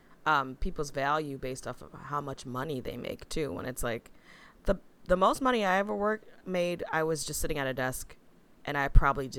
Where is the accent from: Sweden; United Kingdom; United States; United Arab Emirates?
United Arab Emirates; Dubai; now in Toronto, Canada; And I grew up in Dubai, absolutely vile for human rights and abuse, especially with construction work. And now in Toronto